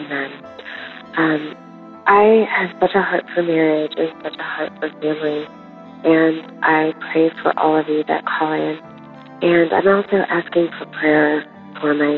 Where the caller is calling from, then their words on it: California, United States; I'm calling from California